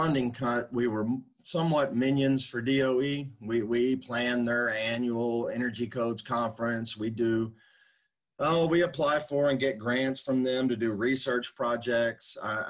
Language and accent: English; Dallas, Texas, United States; I grew up, my dad's a carpenter, so I grew up framing houses in the Dallas area.